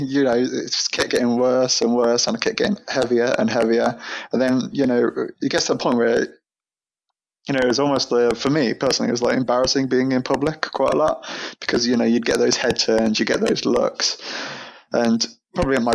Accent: near Birmingham, West Midlands, United Kingdom; moved away as an adult; now in London, United Kingdom; I'm not originally from London. I used to live near Birmingham in the Midlands.

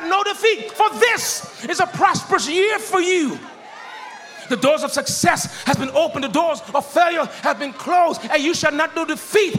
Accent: Miami, Florida, United States; I'm that guy from Liberty City

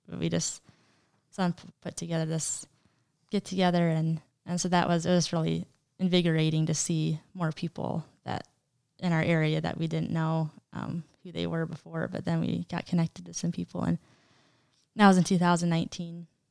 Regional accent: Montana, United States; also born or lived in Wisconsin; I was born in Wisconsin originally. Um, lived there for five years of my life, and, um, so there, it was my next two siblings were born under me, um, Rachel and Isaac, and so I was five when we moved to Montana

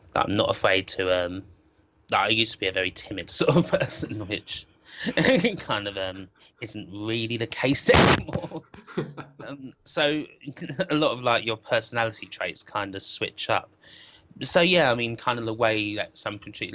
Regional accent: Southend-on-Sea, East of England, United Kingdom; my hometown Southend

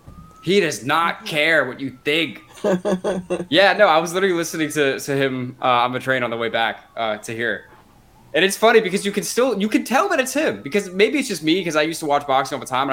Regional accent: Pinellas County, Florida, United States; I'm from Pinellas County, and they call it that because it's a peninsula on a peninsula. So shout out to the 727

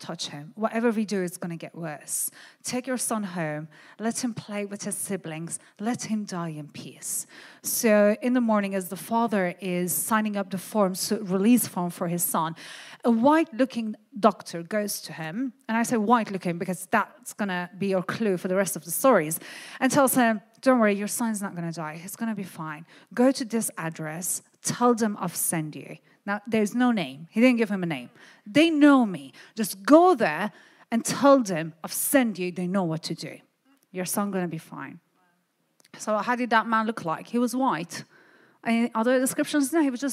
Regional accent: Iran; I come from Iran, from a Christian family. So I was born as a Christian, as a Syrian

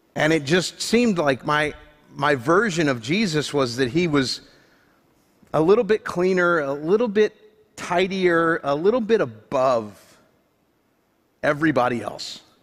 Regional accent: Florida, United States; I grew up in Florida

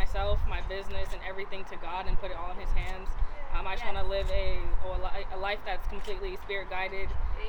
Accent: Lakewood, California, United States; Lakewood, Cerritos area.

